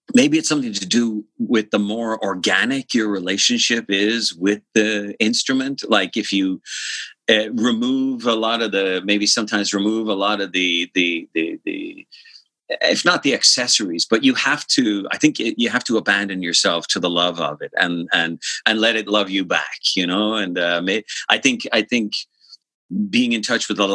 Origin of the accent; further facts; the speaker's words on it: Dublin, Leinster, Ireland; I grew up in Rathfarnham, like Templeogary in Dublin, and lived in the same house my entire childhood